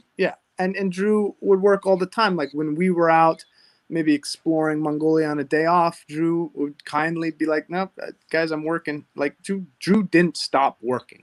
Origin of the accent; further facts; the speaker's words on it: Hawaii, United States; now in Southern California, United States; I am from Hawaii